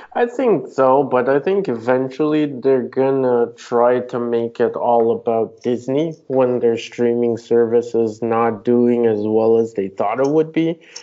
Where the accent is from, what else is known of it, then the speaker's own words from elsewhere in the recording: Canada; I'm Canadian